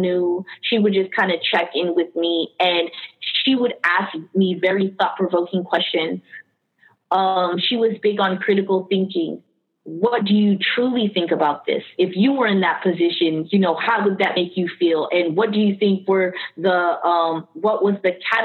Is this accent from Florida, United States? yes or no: yes; Miami, Florida, United States; born or raised there; also born or lived in Queens, New York